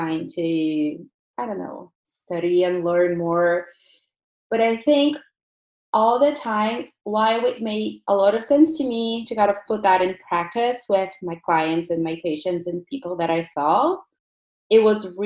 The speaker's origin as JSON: {"language": "English", "country": "Brazil", "tie": "born or raised there", "moved": "yes", "lives_now": "Burlington, Canada", "said": "I'm from Brazil originally."}